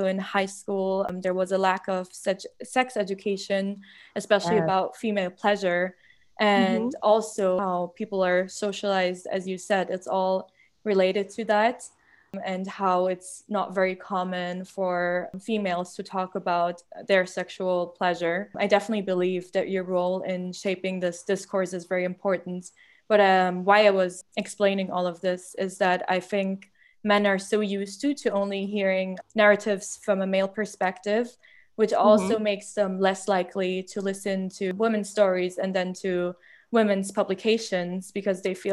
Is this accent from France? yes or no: no; Germany; I grew up in Germany, and I remember in high school